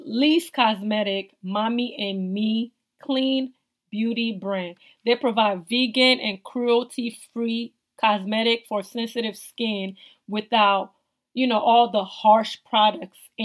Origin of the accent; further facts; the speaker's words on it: Togo; now in United States; I'm originally from West Africa, Togo.